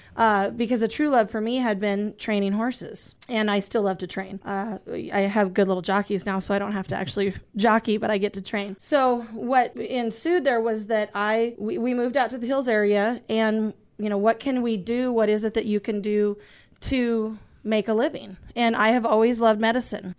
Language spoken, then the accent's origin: English; Isabel, South Dakota, United States; I am from North Central South Dakota, uh, actually the Isabel area. All of my family is from, uh, Eagle Butte area. So, uh, I was, you know, raised in, in that part of the woods.